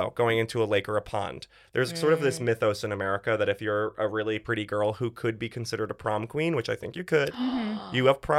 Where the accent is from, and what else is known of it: United States